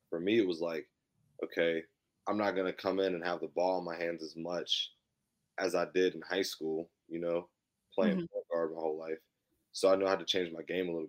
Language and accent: English; Clarksburg, West Virginia, United States; also born or lived in New Zealand; I'm from Clarksburg, West Virginia. I went to Notre Dame High